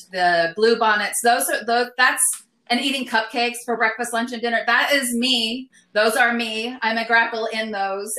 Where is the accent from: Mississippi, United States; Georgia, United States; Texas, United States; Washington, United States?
Texas, United States; El Paso; now in Austin, United States; I'm from El Paso